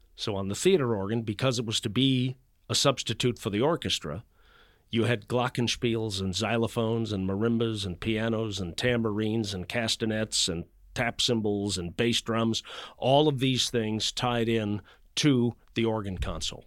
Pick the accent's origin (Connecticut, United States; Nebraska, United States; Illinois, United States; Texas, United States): Illinois, United States; Chicago; now in Atlanta, United States; I grew up in Chicago